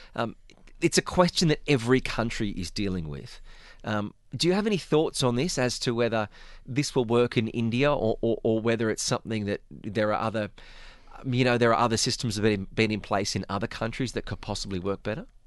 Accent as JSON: {"language": "English", "country": "Australia", "said": "I'm Australian"}